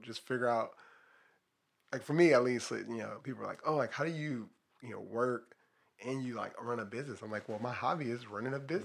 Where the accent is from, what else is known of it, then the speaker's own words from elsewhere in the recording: Los Angeles, California, United States; I grew up in Watts